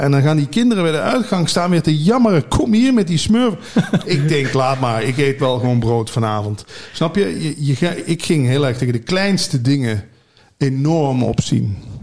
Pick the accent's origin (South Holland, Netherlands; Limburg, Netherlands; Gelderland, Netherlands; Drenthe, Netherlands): Limburg, Netherlands; moved away as an adult; also born or lived in Hilversum; Ik ben natuurlijk uit Limburg verhuisd naar Hilversum om bij die radio te werken